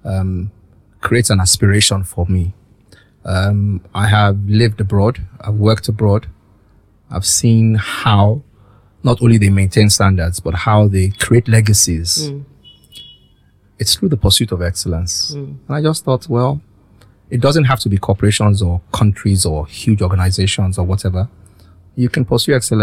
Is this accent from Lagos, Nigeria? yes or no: yes; Lagos, Nigeria; also born or lived in London; grew up in a military barracks in Apapa